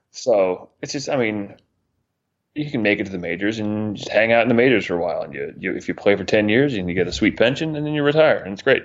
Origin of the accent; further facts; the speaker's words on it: Northeast, United States; moved away; Growing up in the Northeast, I listened to a lot of New York Sports Talk Radio